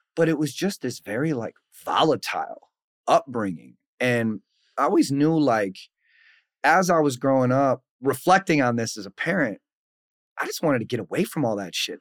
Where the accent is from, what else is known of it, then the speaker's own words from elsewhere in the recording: Saint Paul, Minnesota, United States; born and raised in Saint Paul, Minnesota